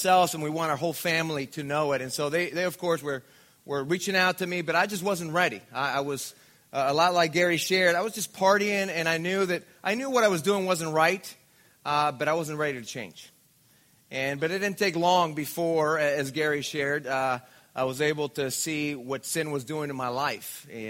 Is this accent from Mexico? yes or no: yes; Mexico; now in Orange County, United States; I was born and raised in Mexico